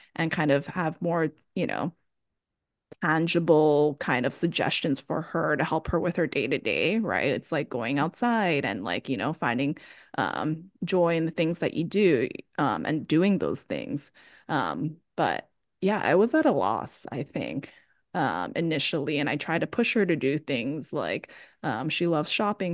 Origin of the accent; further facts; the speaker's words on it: Hawaii, United States; moved away as an adult; also born or lived in Boston, United States; now in San Francisco, United States; I grew up in Hawaii